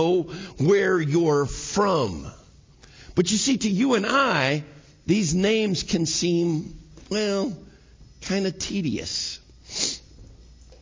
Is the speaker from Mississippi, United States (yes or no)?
no; New Mexico, United States; I'm from New Mexico